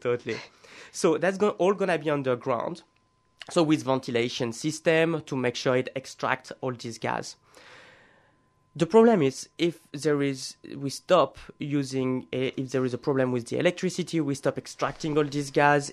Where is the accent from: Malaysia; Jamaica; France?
France; moved away as an adult; now in Australia; I was born in France in 1986